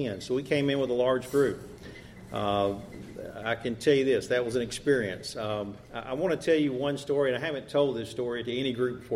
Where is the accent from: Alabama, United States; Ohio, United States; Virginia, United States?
Alabama, United States; Andalusia; I'm from Andalusia